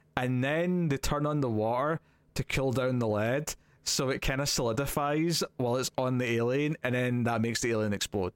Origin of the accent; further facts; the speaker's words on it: Scotland, United Kingdom; As a Scottish person